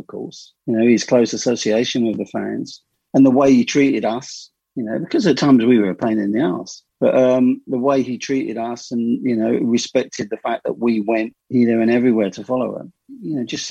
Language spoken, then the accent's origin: English; Hemel Hempstead, East of England, United Kingdom; I'm a first generation Hemel. I was born in Hemel in 1959